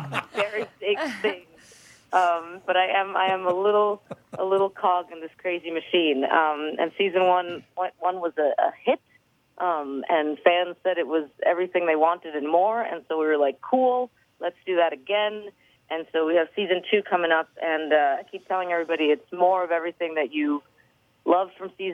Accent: New York, United States; New York.

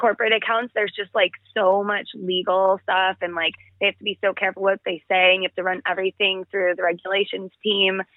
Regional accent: Chicago, Illinois, United States; moved away as an adult; also born or lived in Los Angeles / Mexico / Panama; now in Mexico/Panama; I am originally from Chicago suburbs.

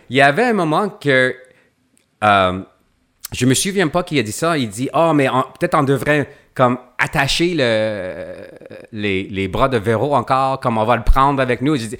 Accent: Quebec, Canada; je viens du Québec

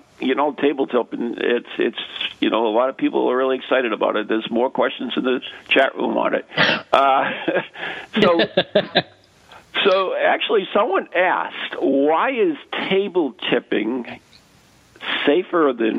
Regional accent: United States; accent: American; It's my crappy American, not the. It's my accent.

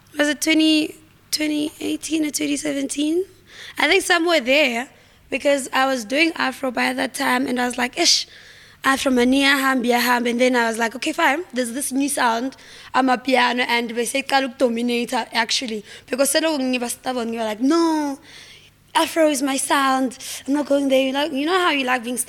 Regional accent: Vosloorus, Gauteng, South Africa; we're all from Foslo

